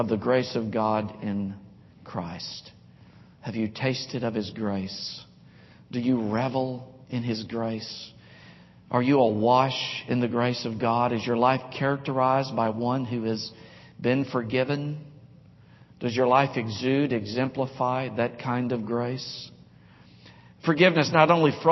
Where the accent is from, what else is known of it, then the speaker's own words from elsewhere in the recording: Nashville, Tennessee, United States; Growing up in Nashville in the 5th and 6th grade, played baseball all through school, all through high school, but when I was a kid, we'd play pickup baseball games in a cove, a cul-de-sac off of James Road, James Court in Nashville, West Nashville.